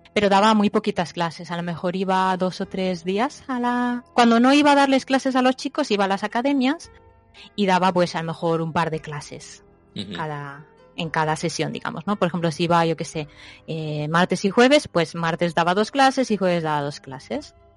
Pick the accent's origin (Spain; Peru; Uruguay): Spain; now in Japan; cuando vivía en España